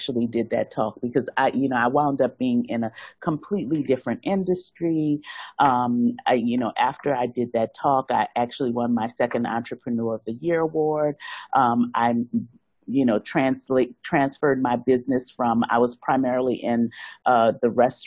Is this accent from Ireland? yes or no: no; New Orleans, Louisiana, United States; moved away as an adult; now in Hong Kong; I'm originally from New Orleans